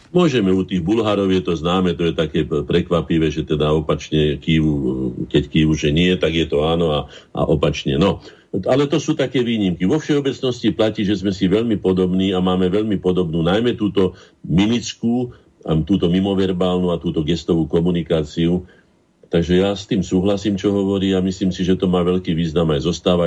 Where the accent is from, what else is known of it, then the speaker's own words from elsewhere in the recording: Slovakia; my sme Slováci